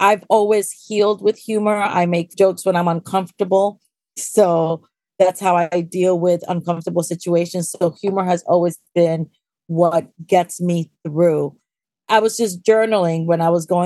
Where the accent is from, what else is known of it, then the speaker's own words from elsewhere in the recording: New York City, New York, United States; also born or lived in Pittsburgh, Pennsylvania; I've been acting since I was at PS 28 in Washington Heights. I'm one of those Heights girls